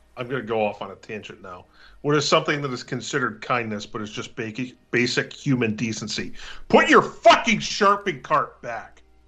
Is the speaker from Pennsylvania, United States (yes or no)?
yes; Pittsburgh, Pennsylvania, United States; accent: Pittsburgh; my Pittsburgh accent